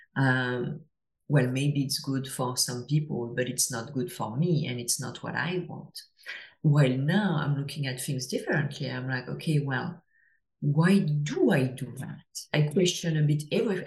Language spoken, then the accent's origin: English; France; English is a second language; now in Toronto, Canada; as I'm sure you can hear to my accent, I'm, I'm from France originally, but I live uh, I live in Toronto